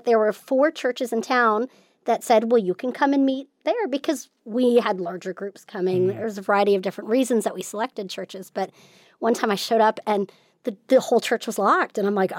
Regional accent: California, United States; born there; Sure. Well, I was born in California. I'm a Navy brat, so I've lived, I think, in like 16 different states and three countries.

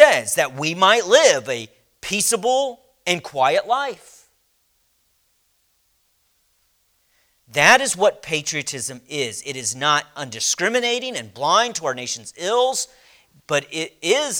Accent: United States; I was born and raised in America

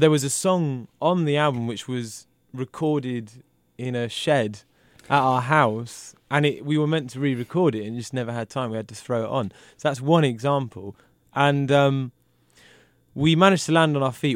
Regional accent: United Kingdom; I'm British.

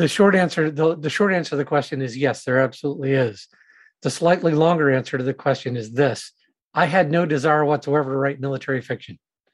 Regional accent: Savannah, Georgia, United States; I grew up in Savannah, Georgia

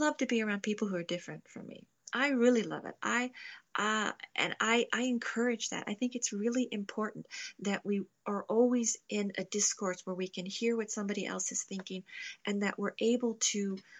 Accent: Louisville, Kentucky, United States; I'm from Louisville

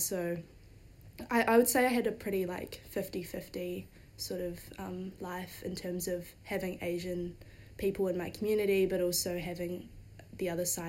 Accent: Wellington, New Zealand; I've kind of got that kind of like half Asian dynamic in my family. I grew up in Wellington, and obviously I'm still in Wellington, going to Victoria.

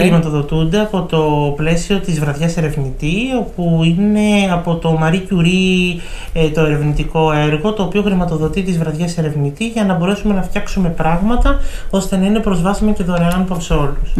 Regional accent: Ioannina, Epirus, Greece; Εμένα η καταγωγή μου είναι από τα Γιάννενα

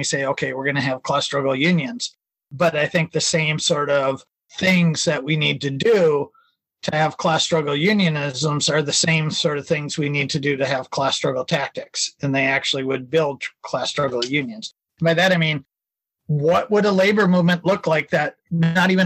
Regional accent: Minnesota, United States; I'm from Minnesota

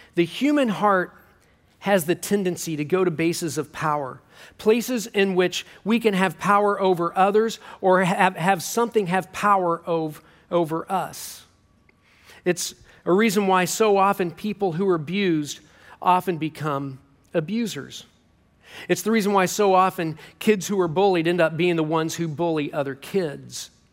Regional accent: Kansas City, United States; I'm from Kansas City

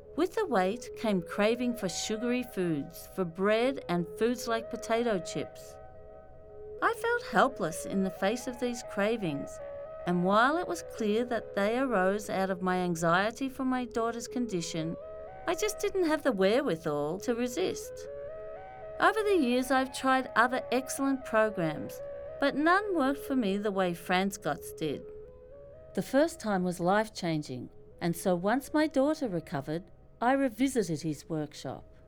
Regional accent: Australia; now in New York, United States; I'm Australian

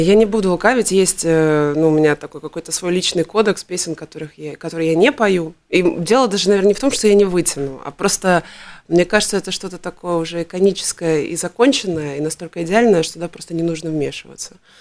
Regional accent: Riga, Latvia; я все детство прожила на Дзырнову

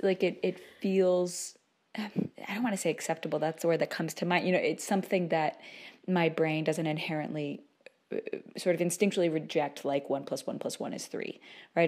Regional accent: United States; we're from the United States

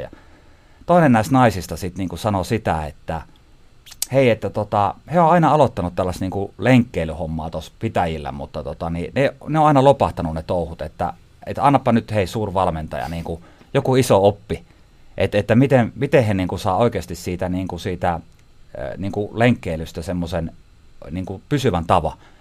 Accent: Haapajärvi, North Ostrobothnia, Finland; mä kotosin siis Haapajärveltä. Eli tämä murre, mitä tässä mönkärän nyt tämän keskustelun aikana tulee sieltä.

